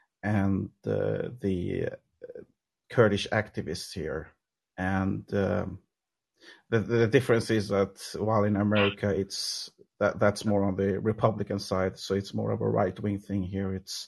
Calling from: Sweden; I'm calling from Sweden.

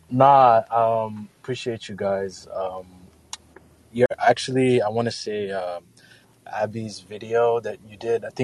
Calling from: Mogadishu, Banaadir, Somalia; I'm calling actually live from Mogadishu, Somalia.

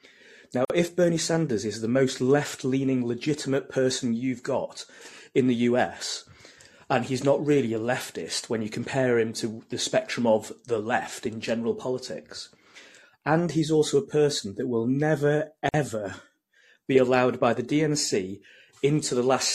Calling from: United Kingdom; From the UK.

